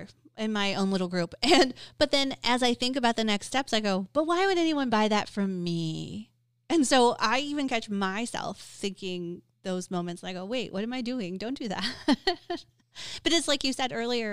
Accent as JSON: {"language": "English", "town": "Detroit", "region": "Michigan", "country": "United States", "said": "I'm from Detroit"}